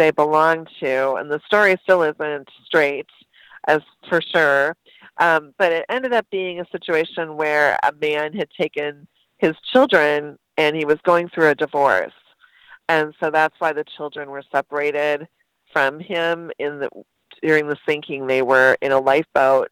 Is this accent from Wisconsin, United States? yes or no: yes; Wausau, Wisconsin, United States; also born or lived in Merrill, Wisconsin; I lived in the town for a few years and then actually grew up in Wausau